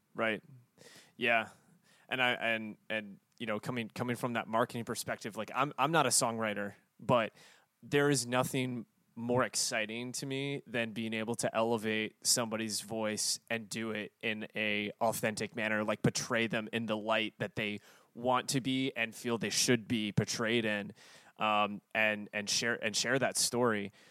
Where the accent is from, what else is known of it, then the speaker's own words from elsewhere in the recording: the South, United States; born and raised in the South